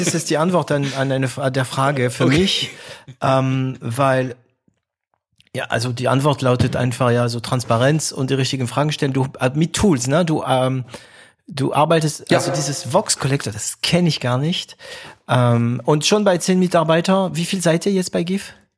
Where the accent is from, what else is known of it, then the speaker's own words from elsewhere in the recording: France; German is a second language; moved away; also born or lived in Stuttgart, Germany; für mich als Franzose